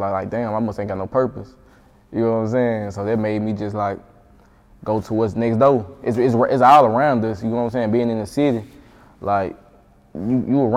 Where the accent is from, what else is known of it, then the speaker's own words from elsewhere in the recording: Jackson, Mississippi, United States; moved away; Jackson, my hometown